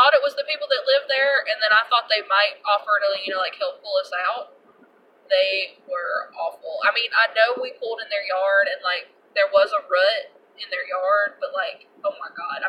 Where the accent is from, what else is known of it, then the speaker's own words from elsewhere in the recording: Mississippi, United States; moved away as an adult; now in Louisiana, United States; we're from Mississippi